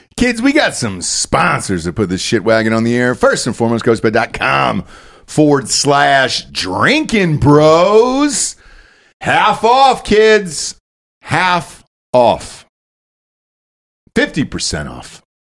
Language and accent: English; Georgia, United States; moved away; I grew up in Georgia